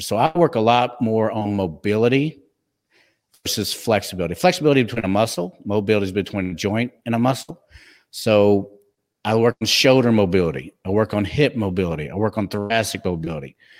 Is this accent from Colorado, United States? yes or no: no; Texas, United States; accent: twang; I'm from Texas